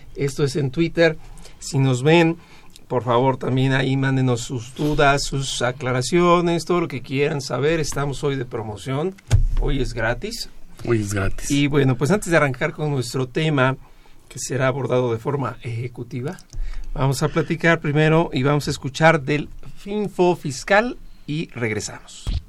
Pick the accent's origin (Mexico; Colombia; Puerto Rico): Mexico; somos de México